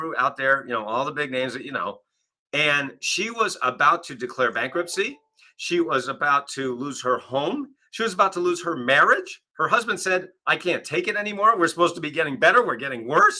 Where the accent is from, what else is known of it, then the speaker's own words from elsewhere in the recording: Kennebunkport, Maine, United States; now in Northeast Ohio, United States; at our home growing up in Kennebunkport, Maine